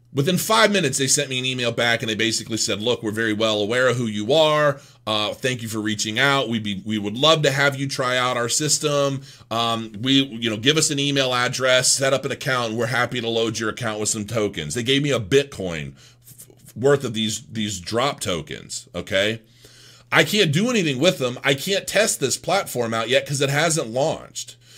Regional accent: Canton, Ohio, United States; I grew up in Canton, Ohio

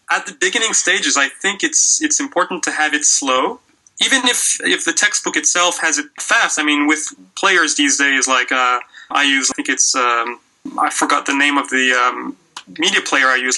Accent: Quebec, Canada; moved away as an adult; also born or lived in Western Canada / Australia / South Korea; back in Quebec, where I'm originally from

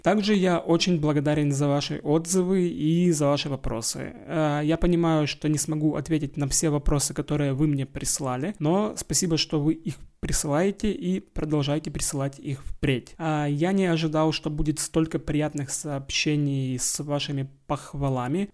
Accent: Zaporizhzhia, Zaporizhzhia Oblast, Ukraine; first language Russian; я русскоязычный украинец, выросший в полностью в русскоязычной среде, а именно в Запорожье

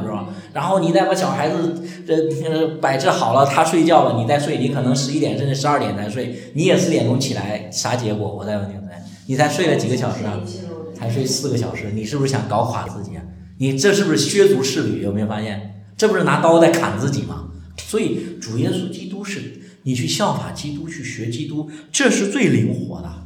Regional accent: China; 我们中国人

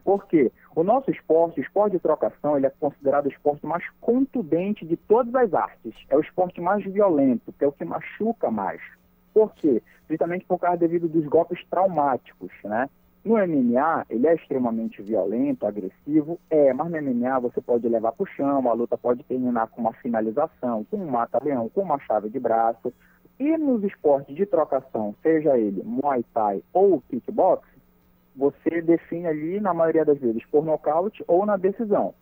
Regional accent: Marituba, Pará, Brazil; now in Bragança, Brazil; na cidade de Marituba, que onde eu nasci, me criei, minha família toda está aqui

